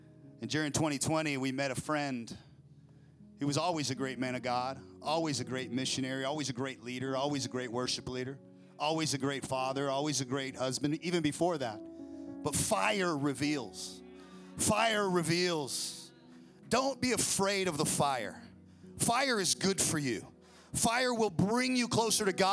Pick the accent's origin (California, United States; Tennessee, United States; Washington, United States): Washington, United States; Federal Way; also born or lived in Olympia, Washington; now in Idaho, United States; I was born in Federal Way